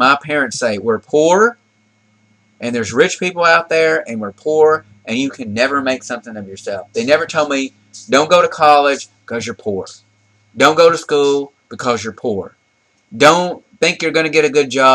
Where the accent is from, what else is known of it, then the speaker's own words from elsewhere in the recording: the South, United States; We grew up in the South